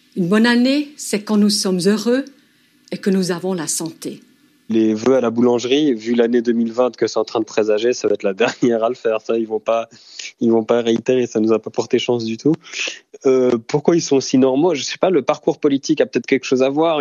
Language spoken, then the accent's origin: French; Switzerland; en tant que Suisse